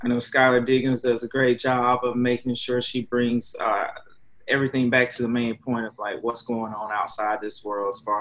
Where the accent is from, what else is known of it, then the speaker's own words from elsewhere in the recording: the South, United States; growing up in the South